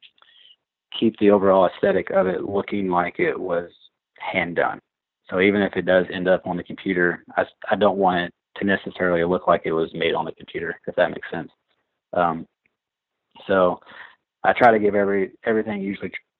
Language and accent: English; Southern Indiana, United States; now in Louisville, United States; I was born in Indiana, okay. Southern Indiana, just about 40 minutes north of Louisville